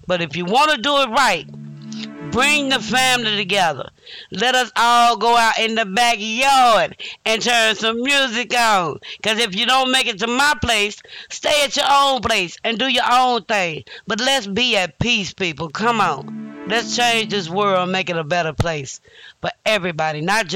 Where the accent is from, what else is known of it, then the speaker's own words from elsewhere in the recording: Illinois, United States; also born or lived in Louisiana; I'm from Illinois, you know, by way of Louisiana